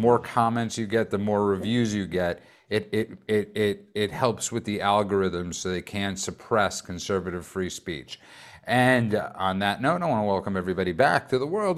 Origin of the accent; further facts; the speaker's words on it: New York City, New York, United States; I grew up in Brooklyn